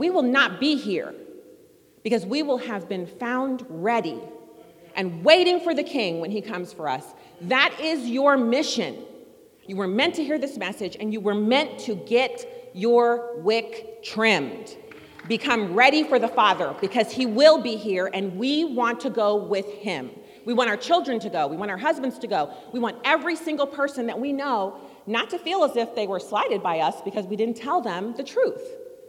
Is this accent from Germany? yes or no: yes; Germany; now in United States; And then, so I grew up in Germany, no baseball stadiums there.